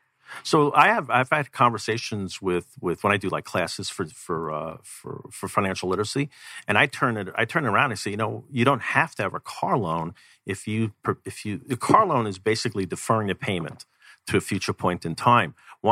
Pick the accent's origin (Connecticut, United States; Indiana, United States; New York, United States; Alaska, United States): New York, United States; now in Arizona, United States; I came from New York where you could go down a block, jump on a train, you pay your subway, and you could live without a vehicle if you really wanted to.